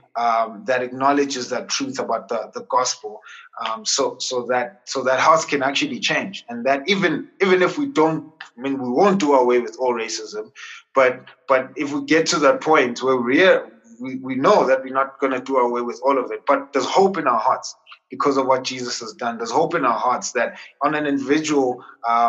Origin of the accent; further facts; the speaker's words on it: South Africa; as a South African, so let me qualify that and say, as a South African, a Christian Black South African